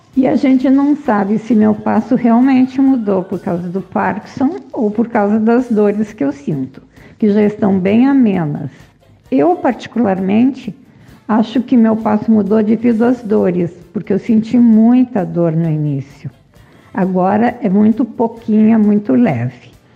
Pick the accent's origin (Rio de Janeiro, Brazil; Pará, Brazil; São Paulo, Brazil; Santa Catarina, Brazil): Santa Catarina, Brazil; Joinville; Sou de Joinville